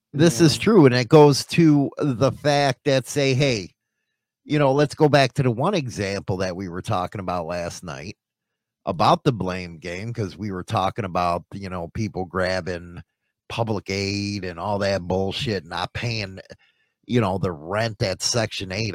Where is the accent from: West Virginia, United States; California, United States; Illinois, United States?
Illinois, United States; Chicago; moved away; I come from Chicago